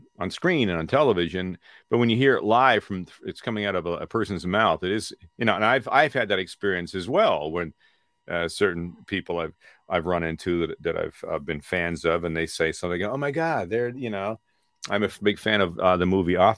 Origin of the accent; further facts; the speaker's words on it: Peterborough, Ontario, Canada; moved away as an adult; now in Los Angeles, United States; I was just a kid from my hometown of Peterborough